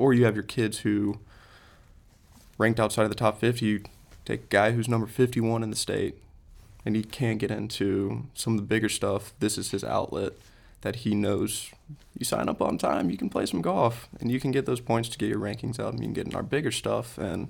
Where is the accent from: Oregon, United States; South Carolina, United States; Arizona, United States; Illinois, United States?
South Carolina, United States; Lexington; Lexington, South Carolina. Okay. Born and raised.